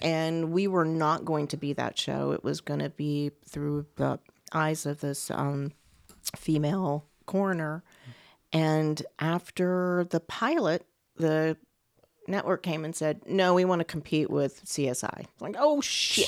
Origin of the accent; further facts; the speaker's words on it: Beaumont, Texas, United States; moved away; I'm from Beaumont, Texas